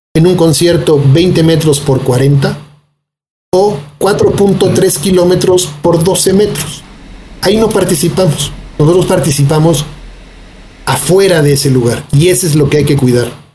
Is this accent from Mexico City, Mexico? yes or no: yes; Mexico City, Mexico; no somos capaces los chilangos